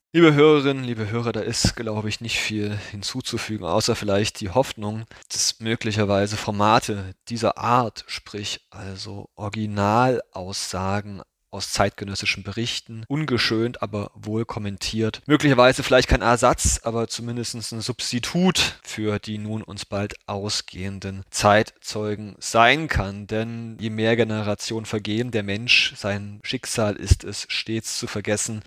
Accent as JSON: {"language": "German", "region": "Thuringia", "country": "Germany", "tie": "born or raised there", "moved": "yes", "said": "Meine alte Heimat Thüringen"}